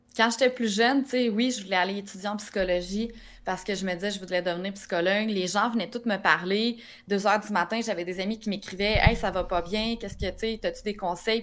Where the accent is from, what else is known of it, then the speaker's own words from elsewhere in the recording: Drummondville, Quebec, Canada; Je viens de Drummondville